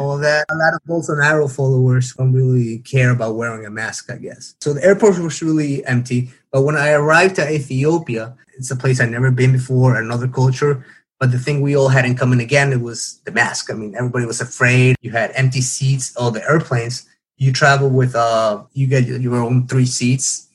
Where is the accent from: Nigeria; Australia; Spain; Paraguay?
Paraguay; moved away as an adult; now in South Korea; I am from South America, Paraguay, and I recently moved to South Korea about 12 days ago.